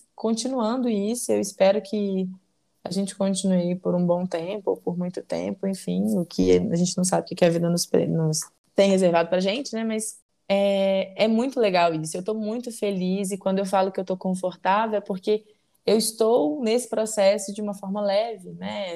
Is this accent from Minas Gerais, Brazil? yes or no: yes; Belo Horizonte, Minas Gerais, Brazil; nascida e criada em Belo Horizonte